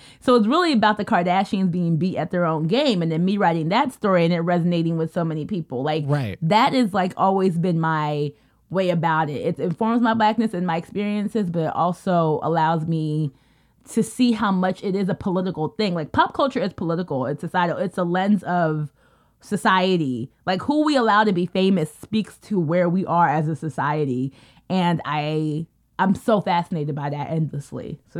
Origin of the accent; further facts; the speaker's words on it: United States; we're like the small fraction of us who were actually American born. And I think for me, growing up as a Kenyan American